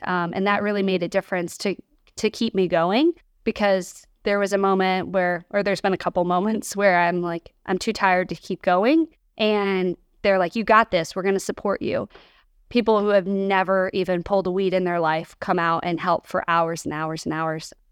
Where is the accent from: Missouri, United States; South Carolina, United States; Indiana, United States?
Missouri, United States; Kansas City; now in St. Louis, United States; I grew up in Kansas City, and my mom owns a restaurant over there